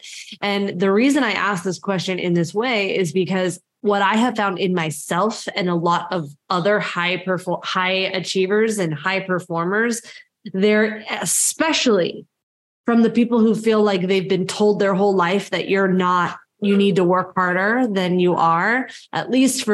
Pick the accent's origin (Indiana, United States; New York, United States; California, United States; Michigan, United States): New York, United States; I'm a New Yorker